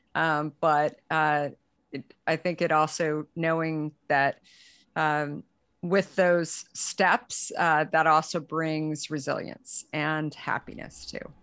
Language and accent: English; Arizona, United States; also born or lived in San Francisco; now in Marin County, United States; I had actually grown up, um, in Arizona